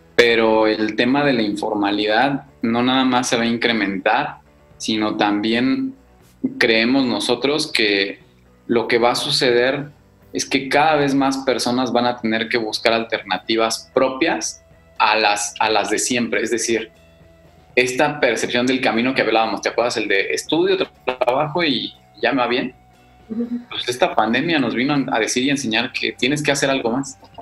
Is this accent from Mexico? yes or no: yes; Mexico; somos los mexicanos